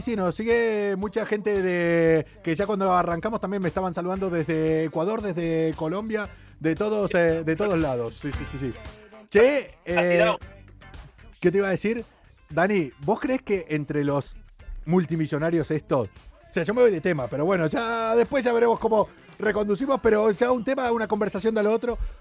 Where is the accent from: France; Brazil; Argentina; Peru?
Argentina; now in Spain; los argentinos